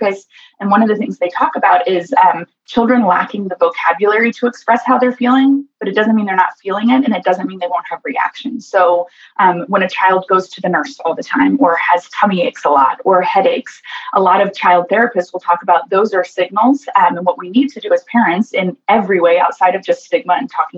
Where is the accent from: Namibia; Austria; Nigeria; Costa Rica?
Costa Rica; born in Costa Rica to a father with schizophrenia